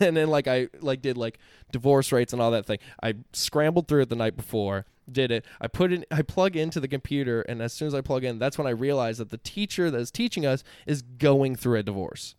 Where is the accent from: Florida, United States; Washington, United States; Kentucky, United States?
Florida, United States; Central; I'm born and raised in Central Florida